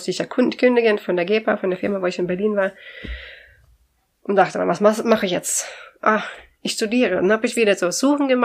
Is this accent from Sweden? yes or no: yes; Sweden; German is a second language; wenn ich sage, ich komme aus Schweden, dann ist, ah, oh, Schweden, interessant